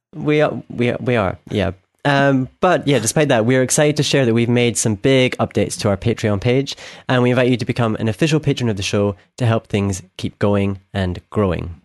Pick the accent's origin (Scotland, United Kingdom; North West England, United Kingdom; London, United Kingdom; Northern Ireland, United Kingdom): Scotland, United Kingdom; from Scotland